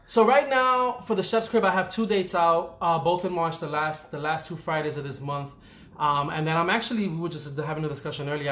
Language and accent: English; New York City, New York, United States; born and raised in the Bronx